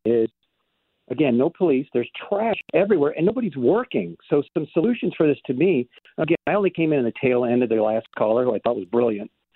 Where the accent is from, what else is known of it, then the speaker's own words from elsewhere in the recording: St. Louis County, Missouri, United States; I'm a county guy